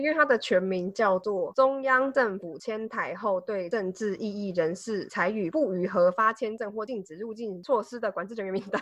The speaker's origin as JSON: {"language": "Chinese", "country": "Taiwan", "said": "身为台湾人好骄傲"}